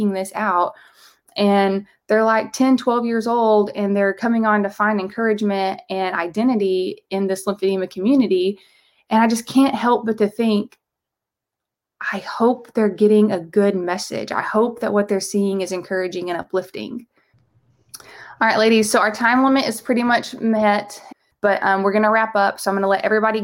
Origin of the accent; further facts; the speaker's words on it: the South, United States; I'm from the South.